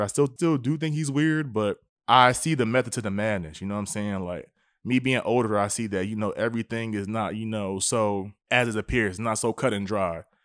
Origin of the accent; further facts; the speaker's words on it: United States; us as American people